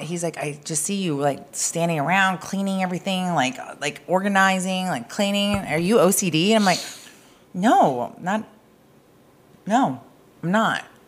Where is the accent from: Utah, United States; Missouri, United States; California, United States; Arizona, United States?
Arizona, United States; I'm from Arizona